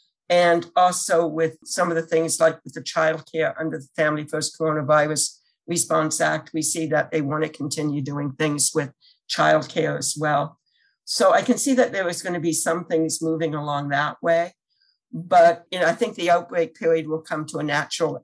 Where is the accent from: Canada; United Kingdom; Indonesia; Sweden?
Canada; now in United States; I'm originally from Canada